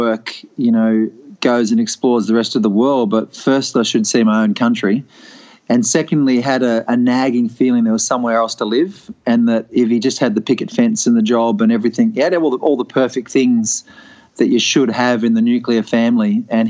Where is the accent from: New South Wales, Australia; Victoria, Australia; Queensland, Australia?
Victoria, Australia; Preston; born there; Yeah, I was born in Preston, actually, so Collingwood Heartland.